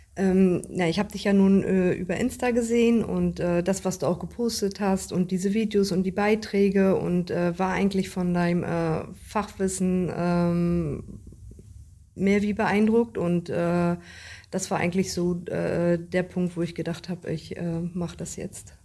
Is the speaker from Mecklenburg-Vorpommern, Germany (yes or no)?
yes; Richtenberg, Mecklenburg-Vorpommern, Germany; Ich komme aus Richtenberg